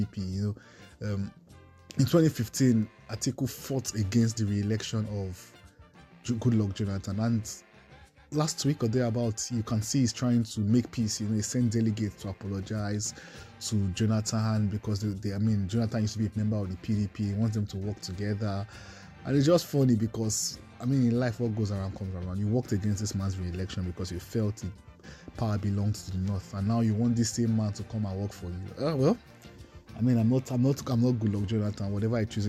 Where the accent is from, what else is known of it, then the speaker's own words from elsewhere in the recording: Nigeria; I have seen myself as a Nigerian first, who loves Nigeria